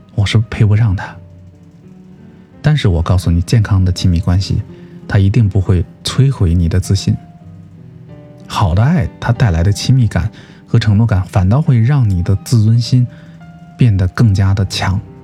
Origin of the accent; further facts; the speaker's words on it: China; 这就是我们中国人说的“相敬如宾”吧